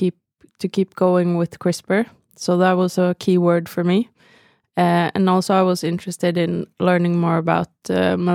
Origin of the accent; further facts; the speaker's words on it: Bergen, Vestland, Norway; moved away as an adult; I'm from Bergen on the west coast of Norway.